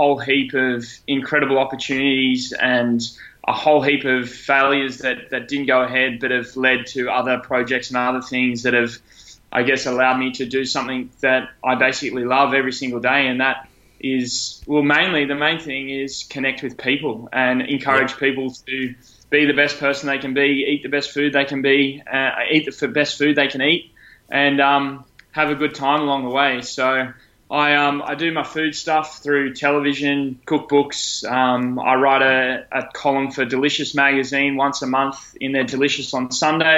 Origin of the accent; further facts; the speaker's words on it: Sydney, New South Wales, Australia; I live in Sydney. I grew up in on the Northern Beaches.